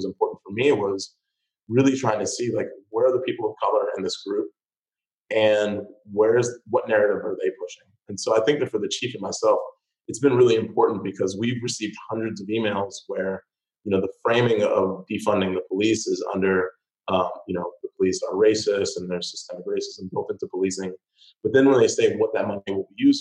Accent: Chicago, Illinois, United States; now in Santa Cruz, United States; I grew up in Chicago on the South Side

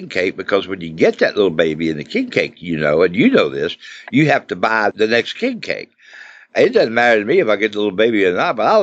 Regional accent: Louisiana, United States; a old redneck Cajun boy born and raised in Louisiana

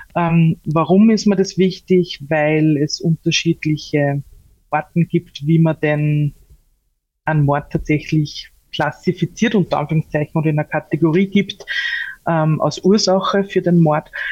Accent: Upper Austria, Austria; wir sind ja aus Oberösterreich

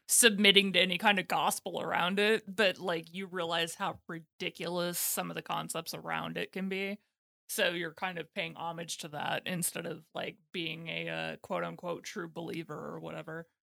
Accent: United States; being an American

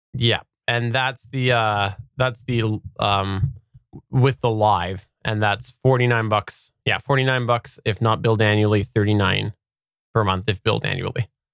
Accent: Canada; accent: West Coaster; I am actually Canadian

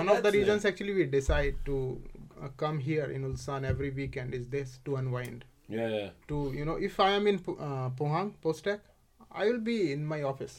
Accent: India; accent: Indian; English is a second language; moved away as an adult; I knew English. I could communicate in my typical Indian accent

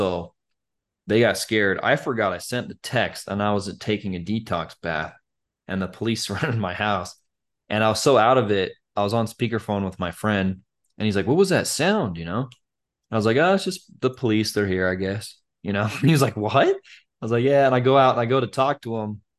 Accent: Utah, United States; Cause, Joseph Smith is the founder of Mormonism and, you know, I'm from Utah.

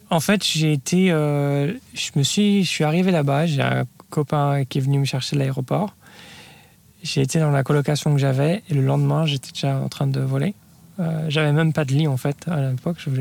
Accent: France; moved away as an adult; also born or lived in Lyon / Paris / Palo Alto / New York; now in United States; j'ai grandi en France euh, et je suis parti après mes études aux États-Unis

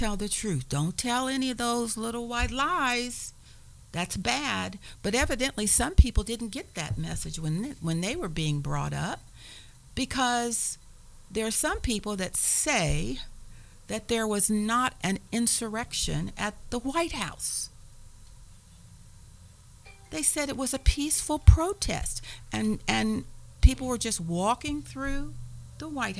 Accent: Evansville, Indiana, United States; moved away; I'm from Evansville

